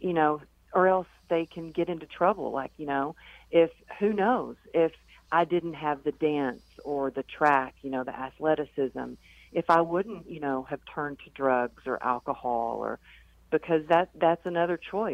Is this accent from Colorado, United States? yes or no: no; Texas, United States; growing up in Texas where we had sayings like, suck it up, cowgirl up, get her done